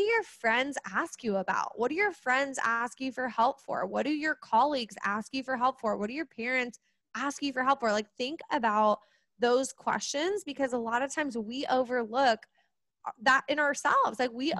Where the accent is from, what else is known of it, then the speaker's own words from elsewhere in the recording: Kansas City, United States; I am from Kansas City, right in the Midwest